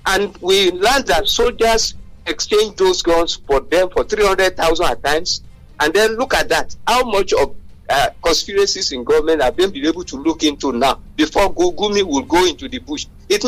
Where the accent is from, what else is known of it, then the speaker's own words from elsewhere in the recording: Abeokuta, Ogun State, Nigeria; from Abeokuta.